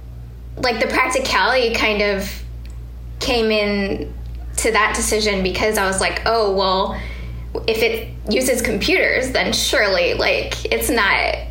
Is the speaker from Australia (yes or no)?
no; Guam; moved away; I grew up in Guam